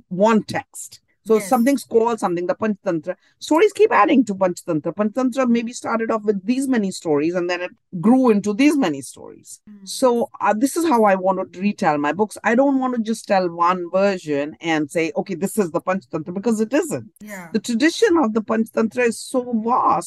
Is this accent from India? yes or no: yes; India; it's the Indianness in me